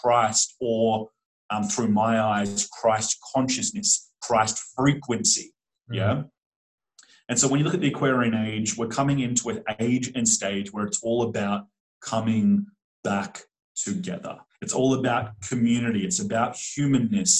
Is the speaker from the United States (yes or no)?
no; Australia; I grew up in Australia, and we literally get taught a false history of Australia in mainstream schooling